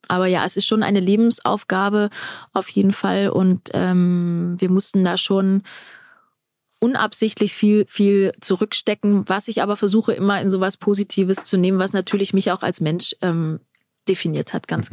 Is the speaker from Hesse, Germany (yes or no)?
no; Black Forest, Baden-Württemberg, Germany; bei uns im Schwarzwald